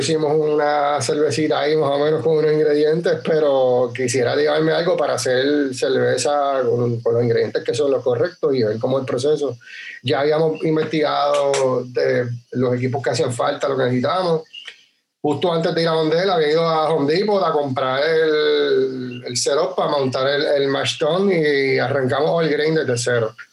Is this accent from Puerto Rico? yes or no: yes; Utuado, Puerto Rico; also born or lived in San Juan; nosotros somos naturales de Utuado, pero nos habíamos ido a estudiar fuera del pueblo